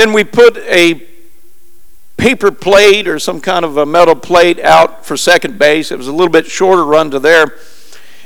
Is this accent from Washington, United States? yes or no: no; Springfield, Missouri, United States; moved away; I'm a long ways from home. My hometown is Springfield, Missouri.